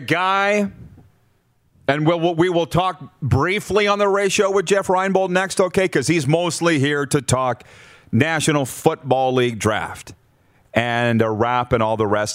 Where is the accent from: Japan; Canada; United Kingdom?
Canada; I was Canadian